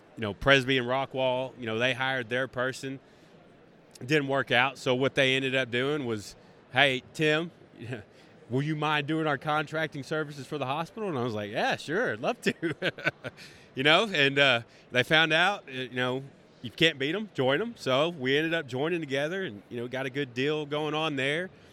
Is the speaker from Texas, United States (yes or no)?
yes; Greenville, Texas, United States; I am from Greenville, Texas a small town outside of Dallas.